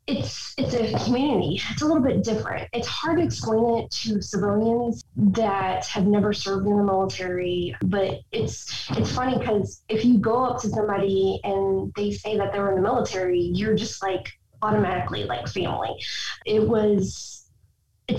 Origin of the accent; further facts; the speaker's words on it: Overland Park, Kansas, United States; moved away as an adult; I grew up here in Oberlin Park, Kansas, in the Kansas area.